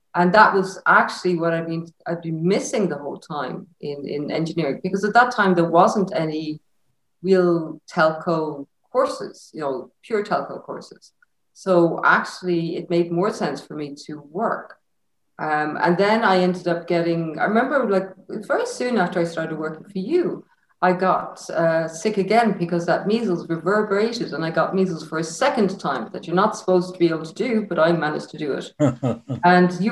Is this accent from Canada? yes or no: no; Enniscrone, Connacht, Ireland; I'm from Enniscrone, across Sligo, from the beach.